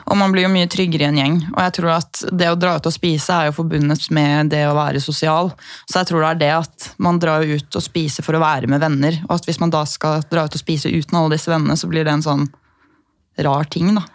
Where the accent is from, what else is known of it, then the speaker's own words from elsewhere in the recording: Gol, Buskerud, Norway; moved away; also born or lived in Bergen / New York; vi har jo brønn hjemme på Gol